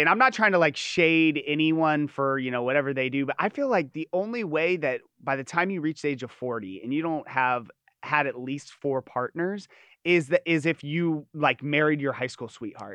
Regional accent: Los Angeles, California, United States; also born or lived in Hermosa Beach; I'm not from Orange County. I'm from L

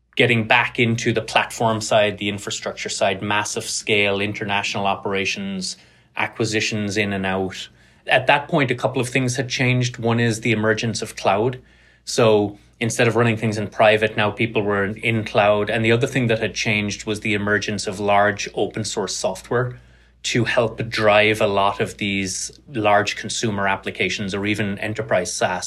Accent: Cork, Munster, Ireland; moved away as an adult; also born or lived in Carlow / Tralee; now in United States; grew up in Ireland, grew up in Cork on the south coast.

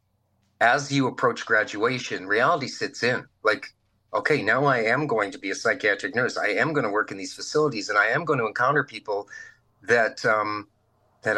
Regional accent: Virden, Manitoba, Canada; moved away as an adult; also born or lived in Brandon, Manitoba; I moved back home to my hometown of Verdon, Manitoba

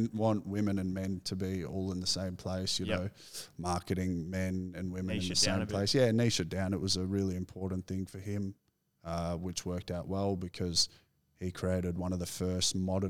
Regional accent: McKinnon, Victoria, Australia; So, yeah, I grew up in McKinnon, like Bentley area.

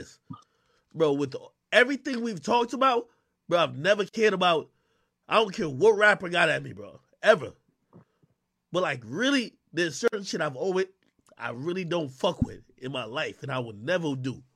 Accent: Spanish Town, Saint Catherine, Jamaica; now in United States; I was born in Spanish Town Hospital in Jamaica

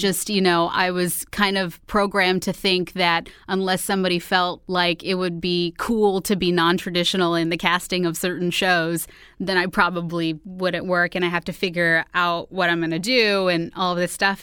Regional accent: Houston, Texas, United States; moved away; also born or lived in New York; I'm originally from Houston, Texas

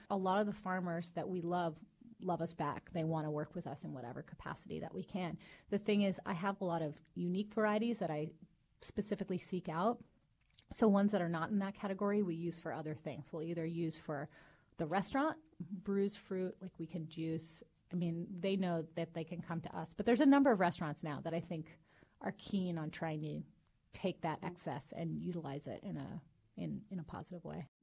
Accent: Long Beach, California, United States; born and raised in Long Beach.

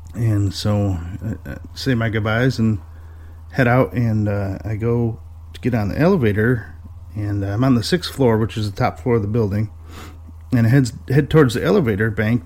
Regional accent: north of Detroit, Michigan, United States; I'm from Michigan, uh, just north of Detroit, a little ways

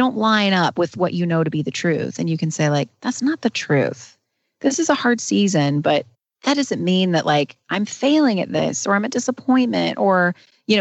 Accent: North Carolina, United States; I've lived in North Carolina my entire life.

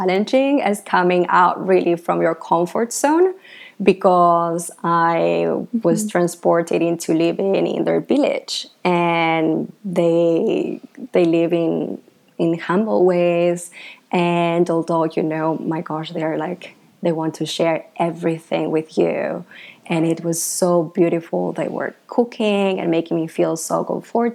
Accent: Argentina; moved away as an adult; now in Bali, Indonesia; I am from Argentina originally. I grew up there

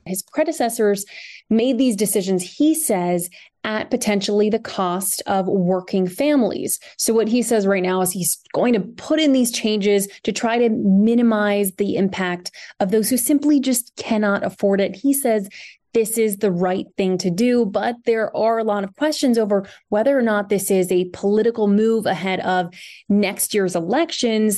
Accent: United States; moved away as an adult; now in London, United Kingdom; an American who moved here to the UK about two years ago

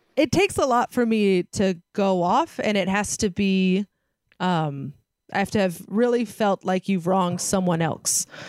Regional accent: San Francisco Bay Area, California, United States; I grew up in San Francisco Bay Area

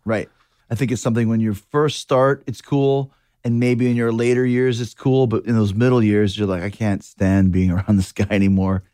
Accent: Winnipeg, Manitoba, Canada; I grew up in Winnipeg

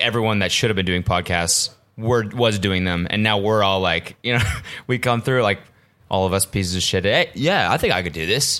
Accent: Canada; I'm Canadian

